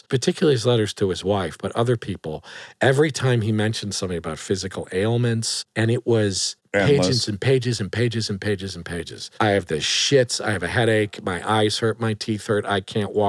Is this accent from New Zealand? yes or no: no; New Haven, Connecticut, United States; New Haven, Connecticut